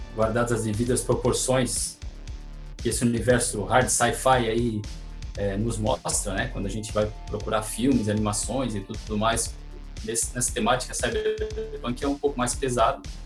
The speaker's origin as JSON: {"language": "Portuguese", "town": "Pedras Grandes", "region": "Santa Catarina", "country": "Brazil", "moved": "yes", "lives_now": "Tubarão, Brazil", "said": "eu nasci em Tubarão, mas eu sou de Pedras Grandes"}